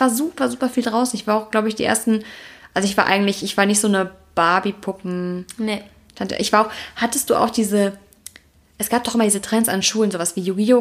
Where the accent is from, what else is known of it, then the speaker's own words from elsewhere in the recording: Heinsberg, North Rhine-Westphalia, Germany; now in Cologne, Germany; Ich komme ja aus Kreis Heinsberg